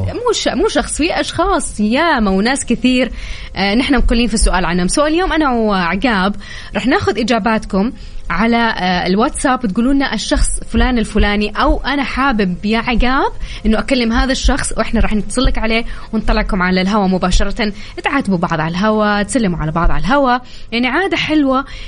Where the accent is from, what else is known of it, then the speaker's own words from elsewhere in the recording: Taif, Makkah Province, Saudi Arabia; انا من مواليد الطايف